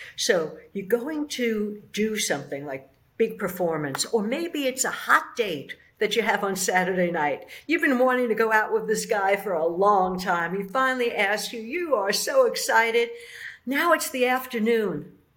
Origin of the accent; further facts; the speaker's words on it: New York City, New York, United States; I'm from the Bronx